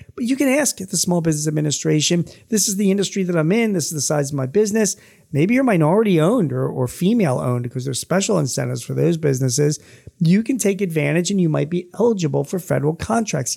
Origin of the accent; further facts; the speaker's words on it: Philadelphia, Pennsylvania, United States; my hometown